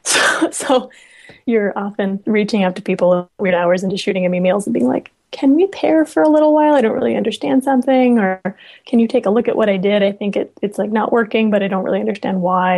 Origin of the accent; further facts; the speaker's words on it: Los Alamos, New Mexico, United States; I grew up in Los Alamos, New Mexico